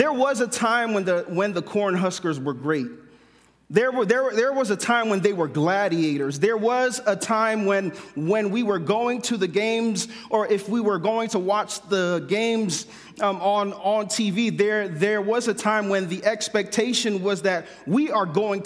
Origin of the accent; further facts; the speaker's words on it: Philadelphia, Pennsylvania, United States; moved away as an adult; now in Kearney, United States; my wife and I, we are from the East Coast. We are from Philadelphia. And when we moved to Kearney